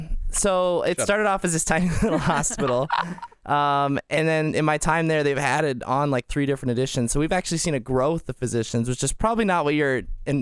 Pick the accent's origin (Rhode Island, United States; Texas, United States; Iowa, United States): Iowa, United States; Manchester; I grew up in a town of 5,500 right here in the state of Iowa.